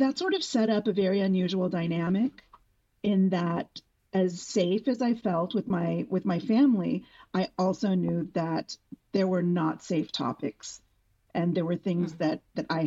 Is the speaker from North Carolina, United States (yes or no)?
no; San Antonio, Texas, United States; also born or lived in San Juan, Puerto Rico; now in Los Angeles, United States; I grew up in San Antonio, Texas